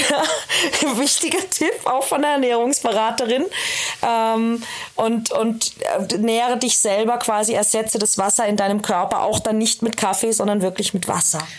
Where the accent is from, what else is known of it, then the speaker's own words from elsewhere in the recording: Austria; Ich komme aus Österreich, da ist die Wurstsemmel